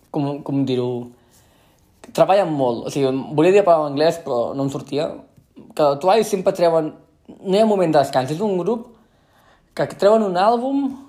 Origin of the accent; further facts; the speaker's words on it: central Catalonia, Spain; accent: central Catalan; first language Catalan; parlo un català molt del centre de Catalunya